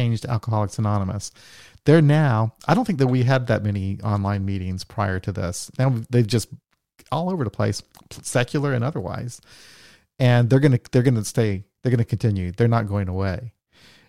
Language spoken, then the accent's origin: English; United States; as an American